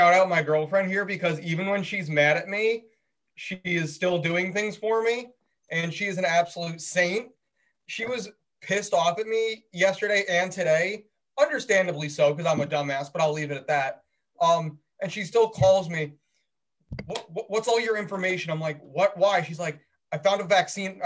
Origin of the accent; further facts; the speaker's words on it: New York, United States; my home state